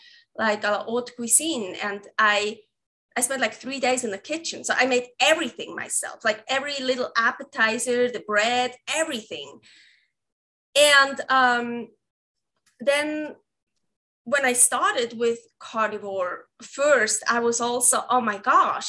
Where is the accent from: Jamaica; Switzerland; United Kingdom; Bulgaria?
Switzerland; English is a second language; moved away as an adult; now in Reno, United States; I have an accent. So I'm from Switzerland